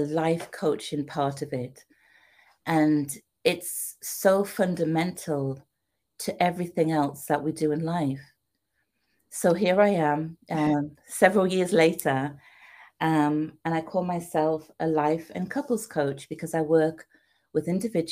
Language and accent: English; United Kingdom; moved away as an adult; also born or lived in Trinidad; now in United States; as you can tell by my accent, I'm from the UK. And I came to America